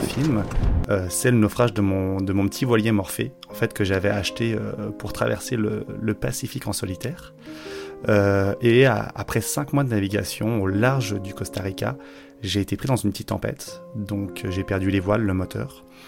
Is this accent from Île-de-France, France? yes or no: no; Vosges, Grand Est, France; moi j'ai grandi dans les Vosges